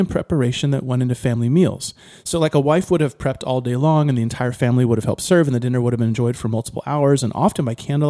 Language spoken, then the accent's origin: English; Ohio, United States; moved away; When I grew up in Ohio